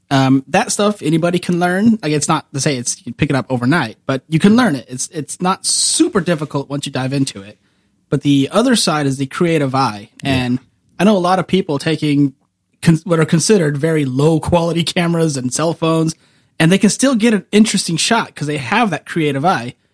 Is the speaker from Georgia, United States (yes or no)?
no; Woodlake, California, United States; I grew up in Woodlake.